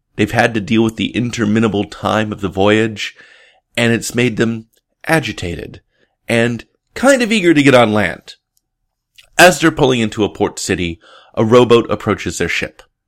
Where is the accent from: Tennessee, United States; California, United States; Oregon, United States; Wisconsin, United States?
Oregon, United States; Portland; my hometown, Portland, Oregon